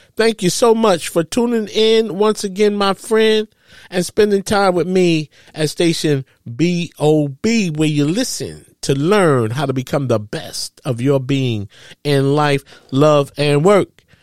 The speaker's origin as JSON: {"language": "English", "region": "New York", "country": "United States", "tie": "born or raised there", "said": "I grew up in New York"}